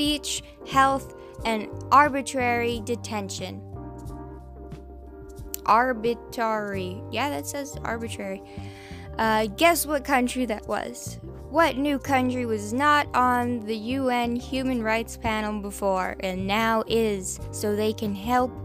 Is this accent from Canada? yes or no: yes; Canada; I'm fucking Canadian.